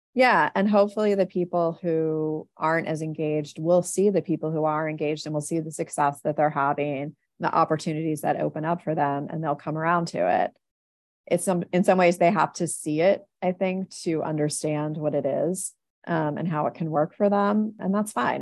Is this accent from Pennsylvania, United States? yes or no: yes; Philadelphia, Pennsylvania, United States; I'm from Philadelphia